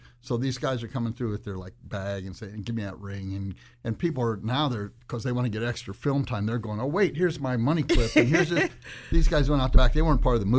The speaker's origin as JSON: {"language": "English", "region": "Northwest Ohio", "country": "United States", "also_born_or_lived": "Miami", "moved": "as an adult", "said": "I came from Northwest Ohio, a real little town"}